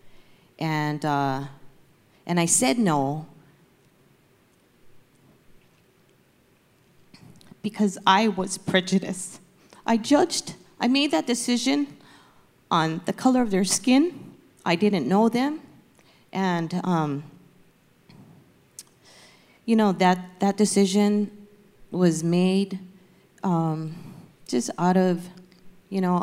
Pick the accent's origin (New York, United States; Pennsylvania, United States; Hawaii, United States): Hawaii, United States; now in Torrance, United States; I'm from Hawaii, and I moved to California in 1986, and then moved to Torrance in 1996.